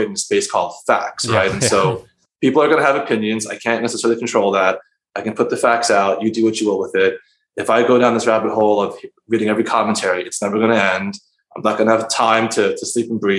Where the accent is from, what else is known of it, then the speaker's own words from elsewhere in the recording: Philadelphia, Pennsylvania, United States; moved away as an adult; also born or lived in Queens, New York; now in New York, United States; I was born and raised in Philadelphia